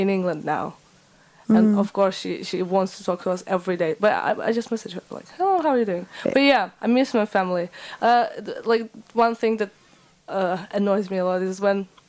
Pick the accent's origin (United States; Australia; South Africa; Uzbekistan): Uzbekistan; Tashkent; English is a second language; moved away as an adult; now in Leeds, United Kingdom; I'm from Tashkent, it's the capital of Uzbekistan, and Uzbekistan is a country in Central Asia